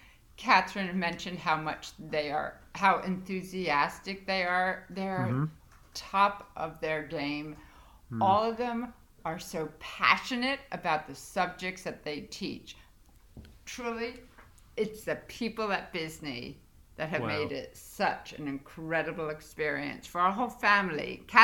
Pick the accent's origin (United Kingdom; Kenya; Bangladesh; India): United Kingdom; Winchester, South East England; now in New York, United States; I was born in New York, but then I spent a bunch of years during my childhood in the south of England. In fact, Winchester.